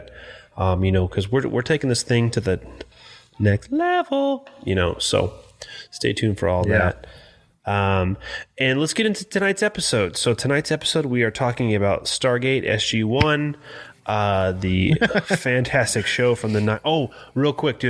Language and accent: English; San Bernardino, California, United States; also born or lived in Yucaipa; I grew up in San Bernardino, which you know is kind of hood